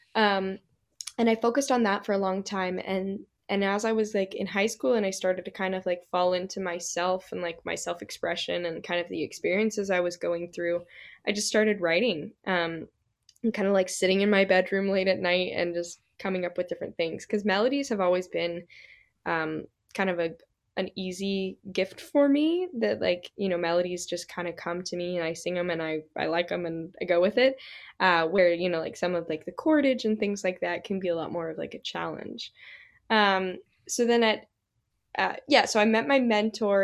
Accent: Salt Lake City, Utah, United States; moved away as an adult; also born or lived in Boston; now in Nashville, United States; originally from Salt Lake City, Utah, born and raised.

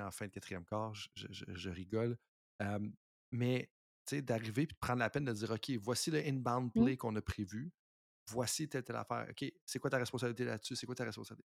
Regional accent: Canada; en tant que Canadien

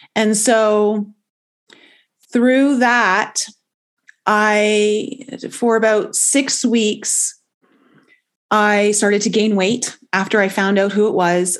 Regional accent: Toronto, Ontario, Canada; moved away as an adult; also born or lived in Caribbean island; I ended up leaving Toronto, whereas where I grew up in Canada, to move down to a Caribbean island

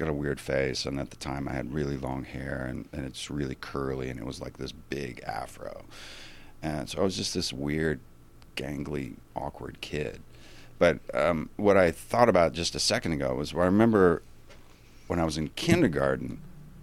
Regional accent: North Carolina, United States; moved away as an adult; also born or lived in Connecticut / Seattle; I was born in Connecticut. I grew up there for a while, and then my father was transferred down to North Carolina, and then I grew up in North Carolina

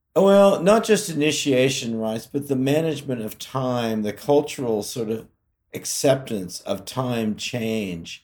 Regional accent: California, United States; I grew up in California

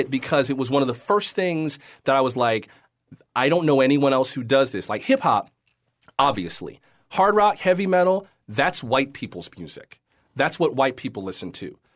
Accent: the South, United States; I'm, you know, was raised in the Baptist church or I'm from the South

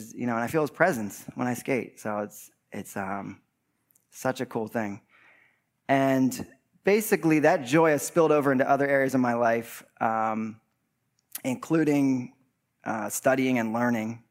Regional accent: West Chester, Pennsylvania, United States; I grew up in Westchester Borough

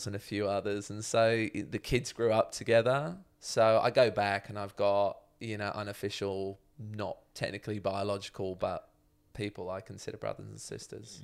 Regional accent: Chalfont St Peter, South East England, United Kingdom; moved away as an adult; now in Melbourne, Australia; I was born in mm. Chalfont St. Peter

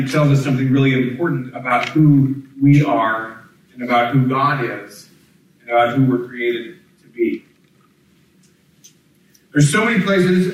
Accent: Kansas, United States; moved away; I grew up in Kansas

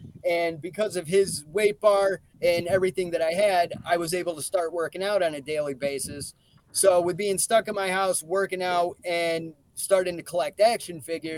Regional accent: Binghamton, New York, United States; an opportunity for me to check out indie wrestling in my hometown, but it's actually going down in an American Legion that literally was right around the corner from an apartment I used to live in.

